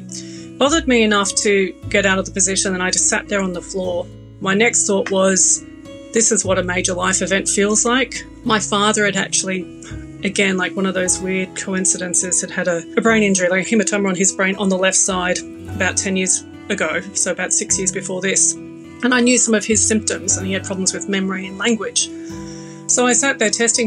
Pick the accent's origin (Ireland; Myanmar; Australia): Australia; moved away as an adult; now in London, United Kingdom; as you can tell, I'm Australian